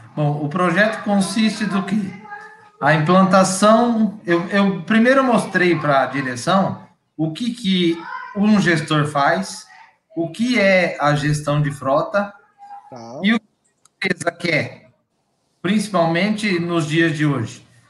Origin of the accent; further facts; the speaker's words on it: Bebedouro, São Paulo, Brazil; eu sou do interior de São Paulo, aqui de Bebedouro